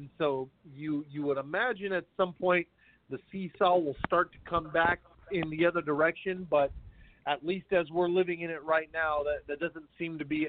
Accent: San Jose, California, United States; I grew up in San Jose and here in the Bay Area

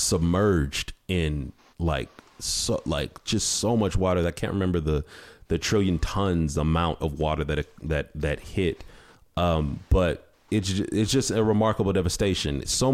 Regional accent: Ohio, United States; I'm from Ohio.

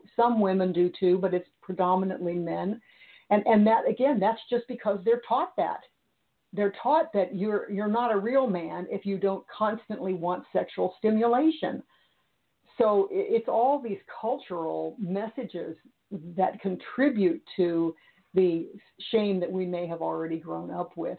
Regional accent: Missouri, United States; i was raised in Missouri

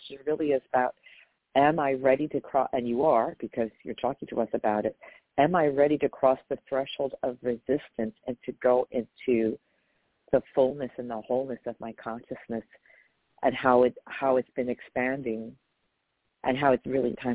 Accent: New York, United States; I'm from New York

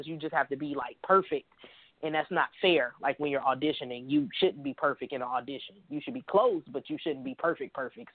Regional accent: Detroit, Michigan, United States; I was raised in Detroit, Michigan

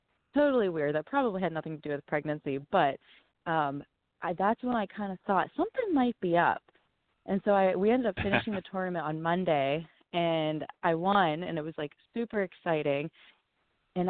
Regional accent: Waynesburg, Pennsylvania, United States; also born or lived in Marianna, Pennsylvania; I grew up in Waynesburg. It's about an hour south of Pittsburgh

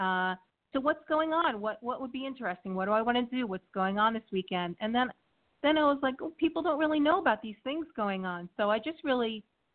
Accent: Brooklyn, New York, United States; now in Sussex County, New Jersey, United States; I've lived in Sussex County for about 25 years, but I'm originally from Brooklyn, New York. So my roots are in a neighborhood.

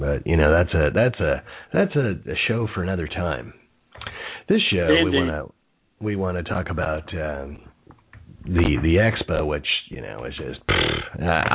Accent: Jersey City, New Jersey, United States; I was born next door in Jersey City, which is even more of a garden spot in the Garden State

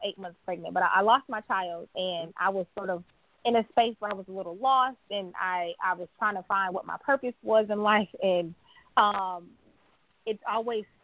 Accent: Milwaukee, Wisconsin, United States; moved away; I grew up in Milwaukee, Wisconsin

